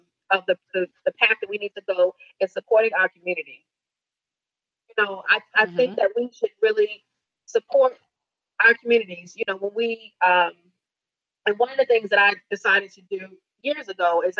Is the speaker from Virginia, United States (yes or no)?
yes; Virginia, United States; I grew up down south. I grew up in Virginia